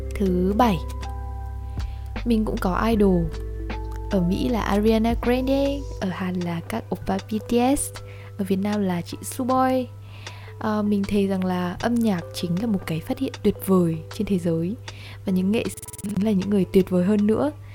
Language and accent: Vietnamese; Ha Nam, Vietnam; mình đến từ hà nam một tỉnh giáp danh với hà nội cho những bạn nào không biết thì quê mình nổi tiếng với cá kho làng Vũ Đại